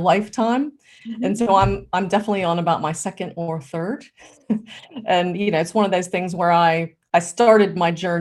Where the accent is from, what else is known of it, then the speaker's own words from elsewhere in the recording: United States; moved away as an adult; now in United Kingdom; I'm originally American